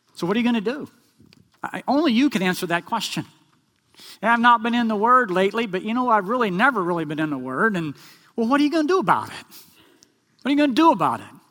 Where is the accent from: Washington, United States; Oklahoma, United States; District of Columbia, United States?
Oklahoma, United States; we grew up in Oklahoma